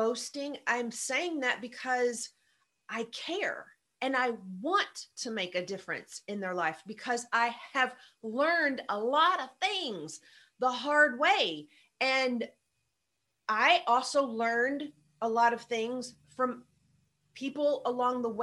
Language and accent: English; the South, United States; I'm from the South